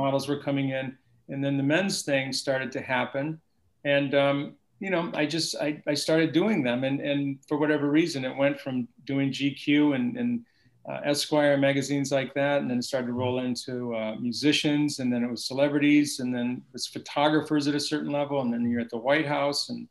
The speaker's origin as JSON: {"language": "English", "town": "Oberlin", "region": "Ohio", "country": "United States", "also_born_or_lived": "Columbus, Ohio", "moved": "as an adult", "lives_now": "New York City, United States", "said": "I was from Cleveland, right outside of Cleveland. This college town called Oberlin"}